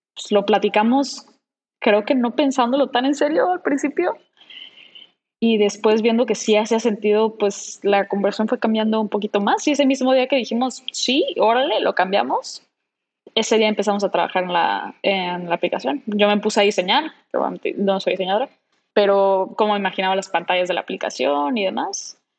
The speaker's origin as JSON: {"language": "Spanish", "town": "Cancún", "region": "Quintana Roo", "country": "Mexico", "tie": "born or raised there", "moved": "yes", "said": "venirme a Cancún, que es en donde yo nací y crecí"}